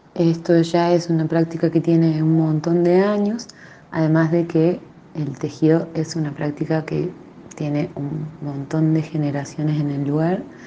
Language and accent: Spanish; Santa Bárbara, La Rioja, Argentina; Soy una artesana de Santa Bárbara, de las teleras de Santa Bárbara soy